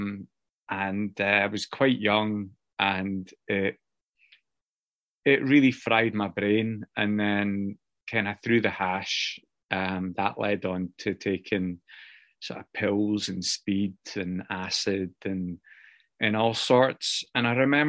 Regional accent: Scotland, United Kingdom; now in Newcastle, United Kingdom; Where I grew up in Scotland, a wee village, and it's a working class village

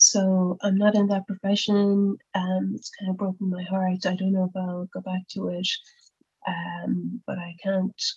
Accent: Cork, Munster, Ireland; also born or lived in Dublin; when I came back to Cork again after my time in Dublin

